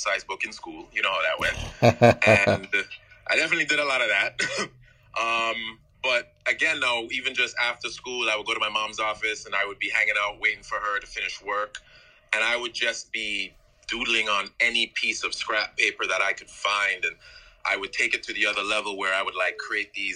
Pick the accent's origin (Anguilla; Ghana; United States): Anguilla; also born or lived in St. Croix, U.S. Virgin Islands / Tortola, British Virgin Islands; I moved to Anguilla, another British territory. And that's pretty much where the majority of my my upbringing and my rearing took place.